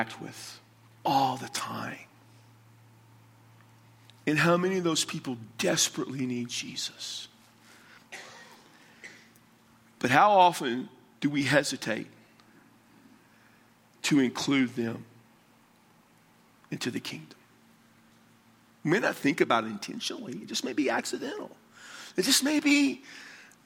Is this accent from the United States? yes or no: yes; San Antonio, Texas, United States; I'm from San Antonio, Texas